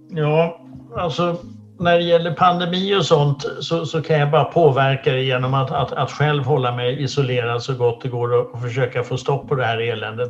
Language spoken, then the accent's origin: Swedish; Sweden; jag föddes här i Sverige 62